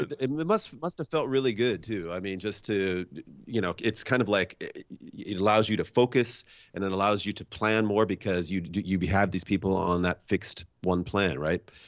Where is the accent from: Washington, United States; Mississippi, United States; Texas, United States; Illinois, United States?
Washington, United States; I'm from Washington State